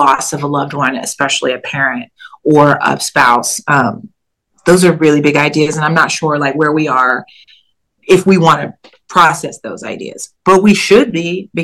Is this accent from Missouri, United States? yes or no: yes; Kansas City, Missouri, United States; moved away as an adult; also born or lived in Bloomington, Illinois; now in New York, United States; growing up in Kansas City, but then going to school in Illinois